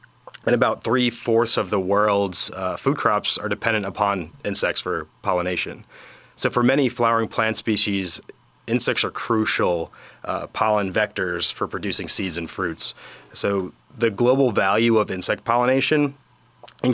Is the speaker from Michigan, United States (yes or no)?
no; New York, United States; moved away as an adult; also born or lived in North Carolina / Florida; now in Auburn, United States; I originally grew up in New York